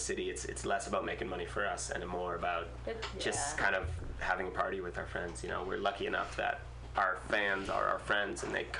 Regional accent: Massachusetts, United States; now in Bay Area, United States; I'm from Massachusetts. Oh, nice. Yeah, yeah. Right outside of Cape Cod.

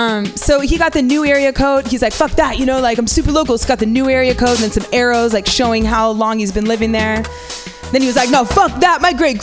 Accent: Half Moon Bay, California, United States; I grew up in Half Moon Bay. You know where that is? Yay! Fucking name dropping, right? Yeah, Half Moon Bay is like 30 minutes south of here on the coast. It's a privileged town, a white town, very white town.

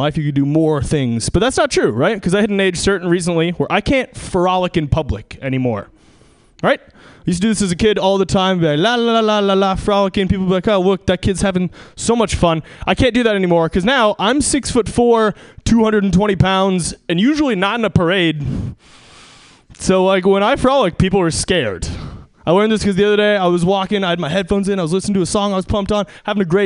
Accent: Seattle, Washington, United States; moved away; I'm from Seattle

